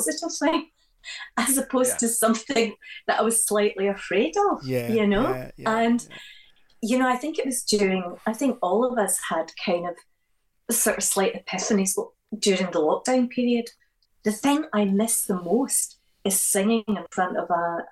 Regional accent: Glasgow, Scotland, United Kingdom; growing up in Glasgow

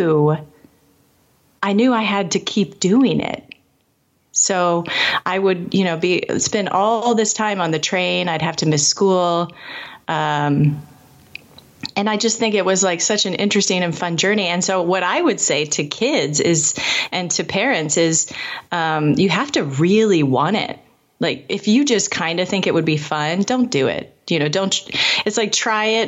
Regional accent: Indianapolis, Indiana, United States; I grew up in Indianapolis

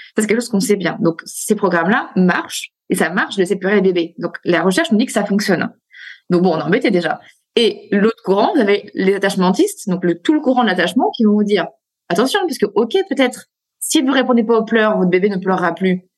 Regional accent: France; chez nous, en France

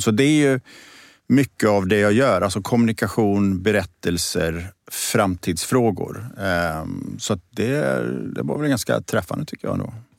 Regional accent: Borås, Västra Götaland, Sweden; moved away; also born or lived in Gothenburg; jag är född och uppvuxen i Borås, i Teko-Sverige

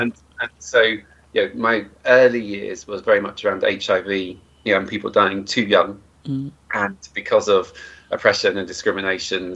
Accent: Cornwall, South West England, United Kingdom; I grew up in Cornwall uh, in the 70s and 80s.

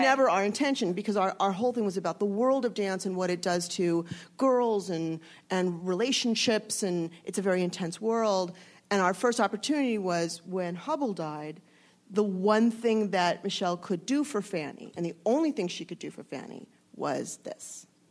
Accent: Los Angeles, California, United States; I grew up in the San Fernando Valley

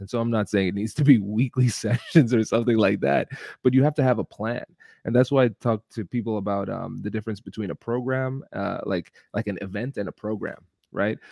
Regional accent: Tiffin, Ohio, United States; accent: Caribbean; I'm a first generation Caribbean American. I grew up in Tiffin, Ohio, which is a small Midwestern town

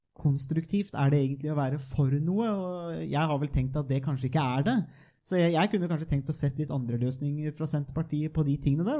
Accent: northern Viken, Norway; jeg er jo fra Nordre Viken, da, som det nå har blitt, eh, og fra de indre dalstrøka

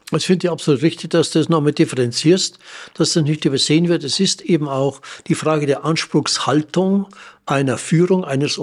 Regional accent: Germany; bei uns in Deutschland

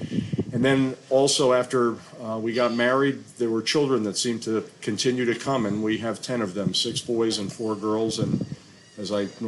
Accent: Long Island, New York, United States; moved away as an adult; also born or lived in Ocean City, Maryland; I grew up on Long Island outside of New York City. I spent my whole life there until I went to the U.S. Naval Academy.

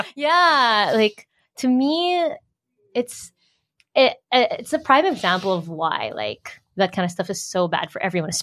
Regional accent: Manila, Metro Manila, Philippines; first language English; moved away as an adult; also born or lived in United States; I was born and raised here. Born and raised here, but then I moved to the U.S. 2012 for college and then work

